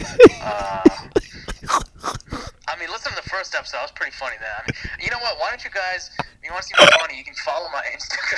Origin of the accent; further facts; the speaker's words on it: New York, United States; moved away as an adult; now in Los Angeles, United States; I am from New York, friends with AJ Dunk, and I live in LA right now